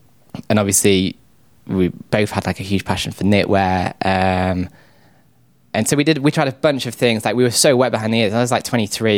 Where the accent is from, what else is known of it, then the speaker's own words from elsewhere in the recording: North West England, United Kingdom; now in South England; I am from a suburb of Manchester.